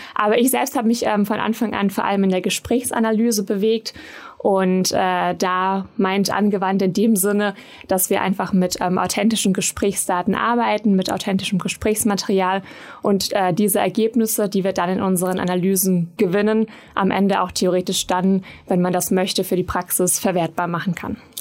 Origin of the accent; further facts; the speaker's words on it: Swabian Jura, Baden-Württemberg, Germany; moved away as an adult; also born or lived in Bonn; Ich komme ursprünglich ja aus Baden-Württemberg von der Schwäbischen Alb